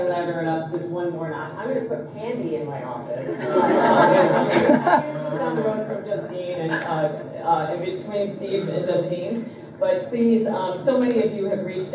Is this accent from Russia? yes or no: no; Australia; I'm Australian